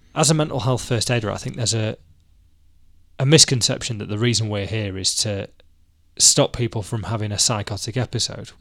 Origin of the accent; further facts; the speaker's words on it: Manchester, North West England, United Kingdom; I'm a Mancunian who wears nothing but a t-shirt until the Christmas market's open